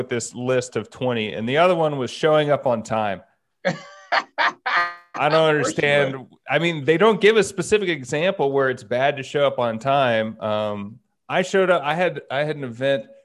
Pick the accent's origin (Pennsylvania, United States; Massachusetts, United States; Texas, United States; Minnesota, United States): Texas, United States; Dallas; I'm from Dallas